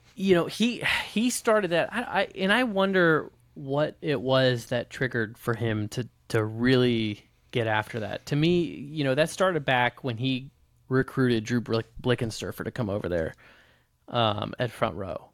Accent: Midwest, United States; Brett Favre was my hero growing up, growing up in the Midwest

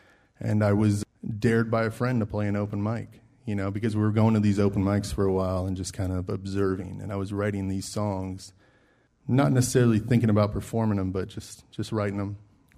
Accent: Maryland, United States; moved away as an adult; also born or lived in Frederick, Maryland; now in Nashville, United States; So I grew up in Maryland, in a place that had no music scene, basically.

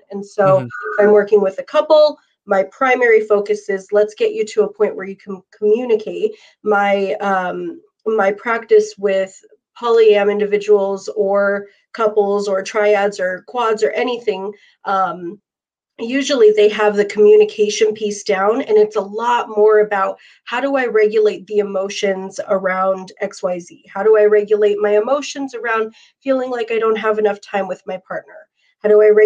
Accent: Arizona, United States; my hometown in Arizona

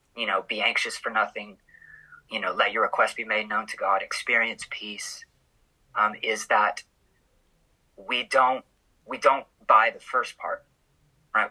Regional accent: Oklahoma, United States; moved away as an adult; also born or lived in Oregon; I am from Oklahoma, born and raised

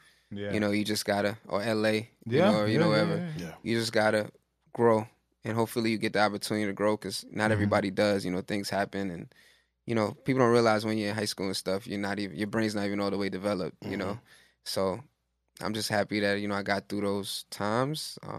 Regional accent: New York, United States; I grew up in East Flatbush, like pretty close to where the shop is.

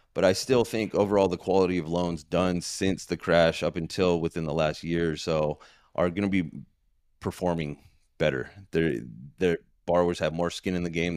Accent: San Diego, California, United States; moved away as an adult; now in Queen Creek, United States; I was born and raised in San Diego, San Diego, California

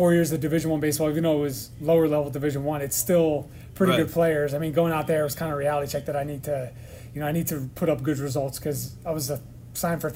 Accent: New Jersey, United States; growing up in New Jersey and Philadelphia, New York area

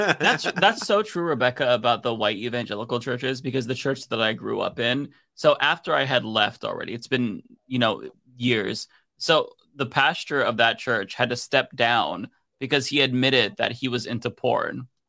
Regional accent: United States; as an American

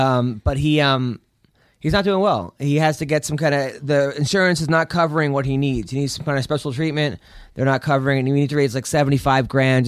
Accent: England, United Kingdom; Like, I'm from England. We don't even have wrestling. And I could do better sprawls than that.

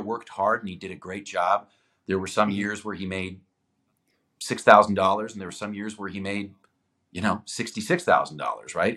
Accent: Toronto, Ontario, Canada; first language Greek; English is a second language; also born or lived in Greece; I was I was uh, born in Toronto, but I spent uh, much of my life living in Greece, like probably six months a year until I was about eighteen

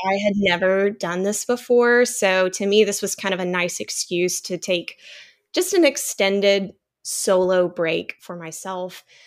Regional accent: Texas, United States; moved away as an adult; now in North Palm Beach, United States; I grew up in Texas and married a Florida guy

